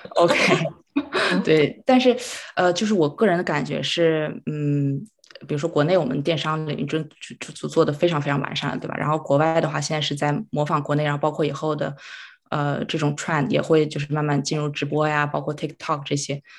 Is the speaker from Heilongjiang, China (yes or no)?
yes; Harbin, Heilongjiang, China; moved away as an adult; now in Vancouver, Canada; 我是哈尔滨人，然后呢，七年之前是来到加拿大这边读书，啊，本科学的是商科，就毕业之后我是在一个银行，在这边的银行工作